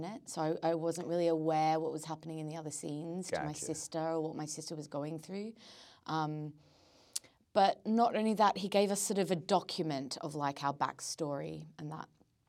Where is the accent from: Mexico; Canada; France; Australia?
Australia; now in London, United Kingdom; I come back to London, everyone's like, wow, you sound Australian. And I'm like, well, I should because I am Australian. And then, when I haven't been home back to Australia for a bit, I go back there and they're like, you sound really English.